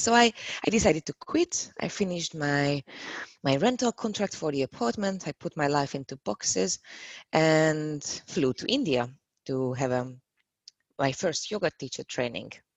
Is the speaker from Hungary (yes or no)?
yes; Hungary; moved away as an adult; now in Prague, Czechia; I'm from Hungary. I moved here to Prague about five and a half years ago